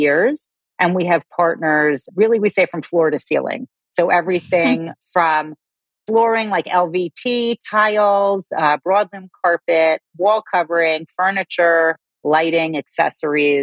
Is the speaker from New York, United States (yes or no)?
yes; New York City, New York, United States; accent: New York; I'm outside of Manhattan. So I'm a New Yorker. You'll hear it in my accent once I start talking